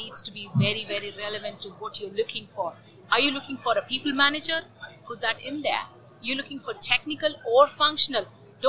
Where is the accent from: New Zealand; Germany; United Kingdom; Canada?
Germany; I'm from Germany.